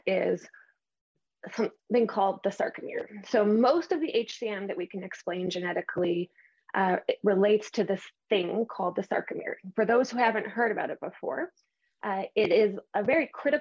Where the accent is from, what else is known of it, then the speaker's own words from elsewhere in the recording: Canada; I'm Canadian